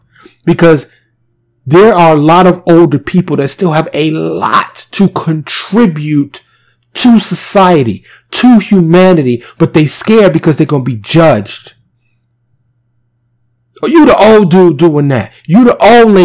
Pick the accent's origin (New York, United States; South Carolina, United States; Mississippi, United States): New York, United States; New York City; I was born and raised in New York City